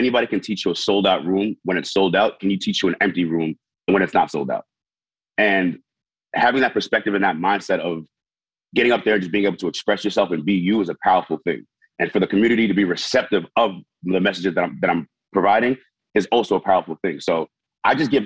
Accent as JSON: {"language": "English", "region": "New York", "country": "United States", "tie": "born or raised there", "said": "I was one sacrifice away from growing up in Haiti compared to growing up in New York"}